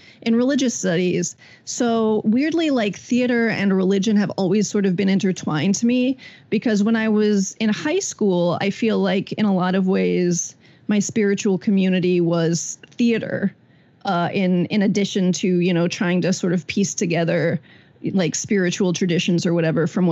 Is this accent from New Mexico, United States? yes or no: no; Indiana, United States; growing up in Indiana in the 90s